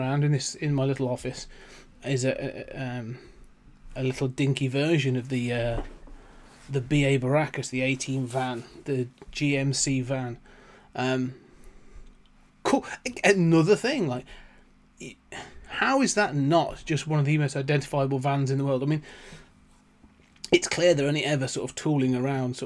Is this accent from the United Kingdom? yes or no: yes; United Kingdom; as a British kid in the 80s watching these TV shows